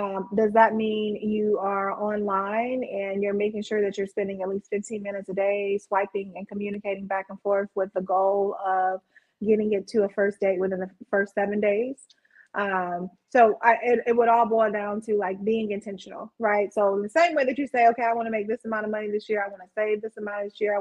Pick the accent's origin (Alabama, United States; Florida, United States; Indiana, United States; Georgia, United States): Alabama, United States; moved away as an adult; now in Chicago, United States; I didn't grow up in Chicago. I'm from Alabama.